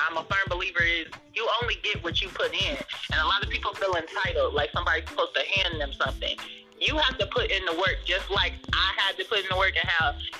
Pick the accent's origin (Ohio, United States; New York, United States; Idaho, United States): Ohio, United States; I'm from Ohio